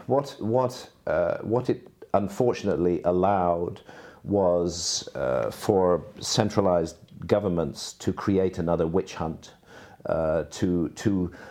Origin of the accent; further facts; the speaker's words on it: Bath, South West England, United Kingdom; hometown of Bath in England